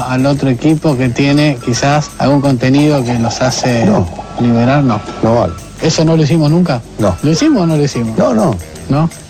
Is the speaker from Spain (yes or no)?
no; Brazil; Yo siendo brasileño, yo quiero que Argentina pase porque yo soy fan de Lionel Messi.